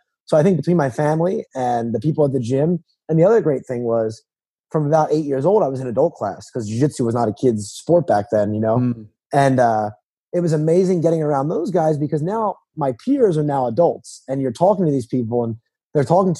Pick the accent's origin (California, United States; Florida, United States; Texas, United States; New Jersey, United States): New Jersey, United States; moved away as an adult; also born or lived in South Carolina; now in North Carolina, United States; I was born and raised in New Jersey